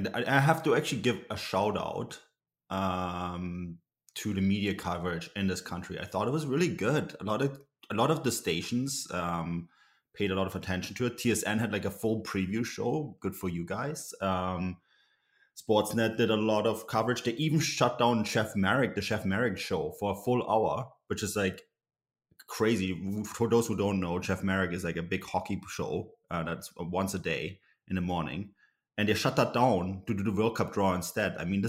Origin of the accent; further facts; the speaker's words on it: Germany; also born or lived in Canada; like I grew up in Germany and in Canada, and in Germany, like, you know, I'm a huge German national team fan.